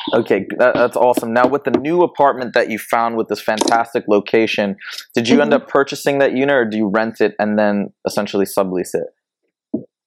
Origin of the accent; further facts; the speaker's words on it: Michigan, United States; I'm from a different part. I'm from Michigan